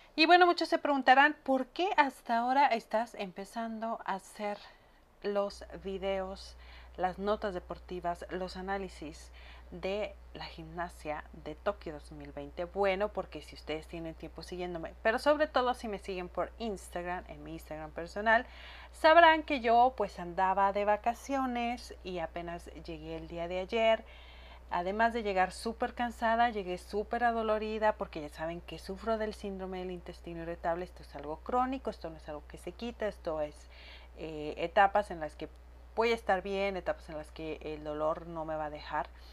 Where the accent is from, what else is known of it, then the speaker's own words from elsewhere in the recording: Chihuahua, Mexico; ya había llegado a mi tierra, porque en cuanto pisé suelo chihuense